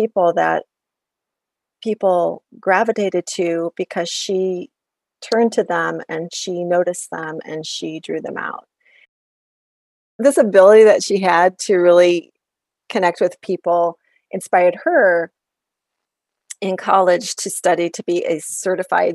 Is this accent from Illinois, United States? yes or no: yes; Illinois, United States; moved away as an adult; also born or lived in Iowa; both of my sisters and myself were all Iowa Hawkeyes, even though we grew up in Illinois